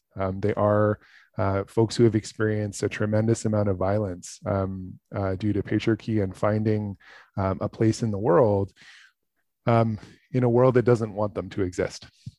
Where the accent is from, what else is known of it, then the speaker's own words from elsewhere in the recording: Toronto, Ontario, Canada; I was born in Toronto my whole life.